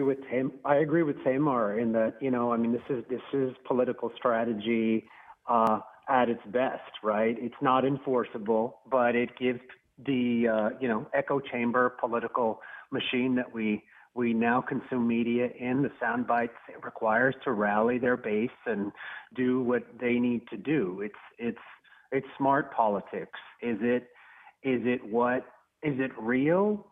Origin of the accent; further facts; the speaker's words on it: Arizona, United States; moved away; I'm originally from Arizona